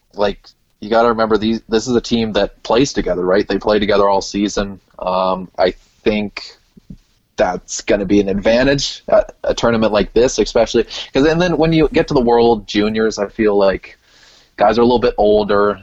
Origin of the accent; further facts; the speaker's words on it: Canada; my home country